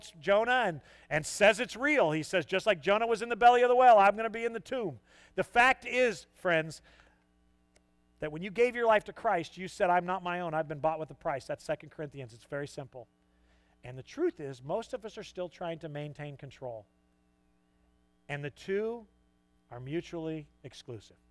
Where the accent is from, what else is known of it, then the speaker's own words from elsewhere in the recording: Southern California, United States; moved away; I'm not a Yankee. I'm from Southern California.